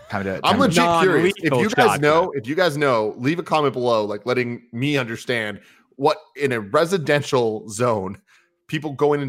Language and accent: English; San Francisco, California, United States; growing up in San Francisco